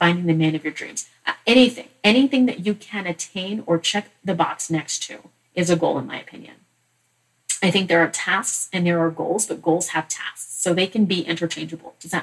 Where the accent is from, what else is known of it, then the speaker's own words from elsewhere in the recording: Massachusetts, United States; I was born in Massachusetts